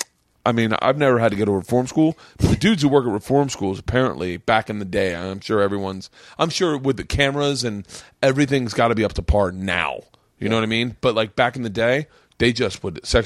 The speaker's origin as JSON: {"language": "English", "town": "Tampa", "region": "Florida", "country": "United States", "tie": "born or raised there", "moved": "yes"}